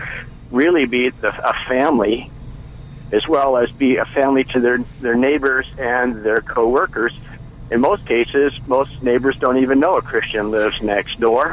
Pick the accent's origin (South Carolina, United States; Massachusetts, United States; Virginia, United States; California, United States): California, United States; Bay Area; born or raised there